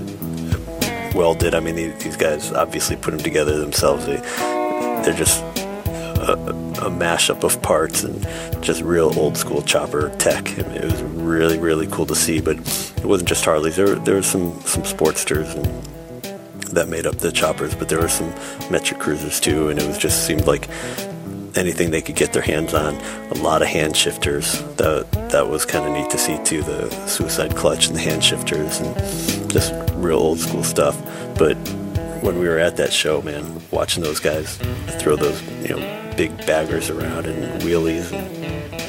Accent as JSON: {"language": "English", "town": "Springfield", "region": "Massachusetts", "country": "United States", "tie": "born or raised there", "said": "I was born in Springfield"}